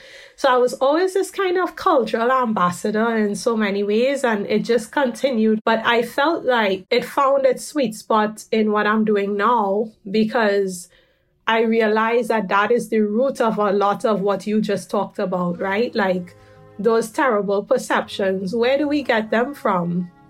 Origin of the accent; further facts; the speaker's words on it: Trinidad & Tobago; growing up in Trinidad, there's this beauty of the hybridity of the Trinidadian experience